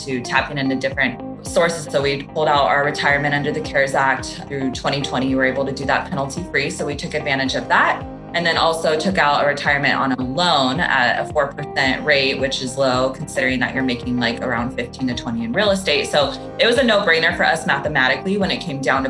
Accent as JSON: {"language": "English", "town": "Sacramento", "region": "California", "country": "United States", "tie": "born or raised there", "moved": "as an adult", "lives_now": "Los Angeles, United States", "said": "I grew up in Northern California in Sacramento"}